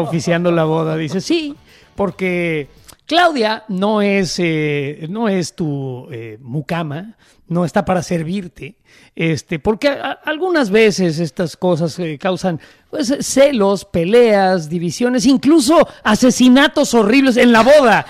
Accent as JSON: {"language": "Spanish", "country": "Mexico"}